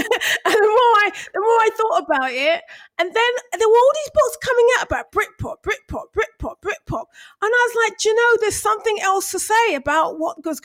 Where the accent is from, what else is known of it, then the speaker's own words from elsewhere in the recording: London, United Kingdom; I was born and bred in Brixton, born and raised in Brixton. I lived in army bases till I was about 5.